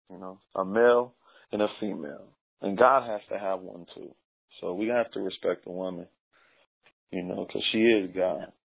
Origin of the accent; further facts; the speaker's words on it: Los Angeles, California, United States; moved away as an adult; also born or lived in Lynwood, California / Watts, California / Compton, California / Lancaster, California; now in Las Vegas, United States; I was born in Los Angeles, California. Uh, Okay, South South LA or South Central LA. That's where my my base is